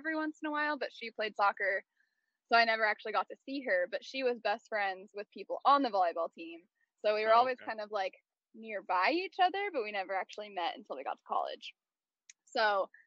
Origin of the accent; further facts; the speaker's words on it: Tacoma, Washington, United States; also born or lived in Portland, Oregon; for the first 6 years of my life, I lived there. And then my family moved to like the Tacoma area